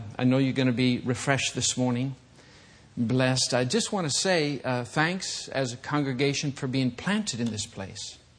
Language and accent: English; Michigan, United States; I'm from Michigan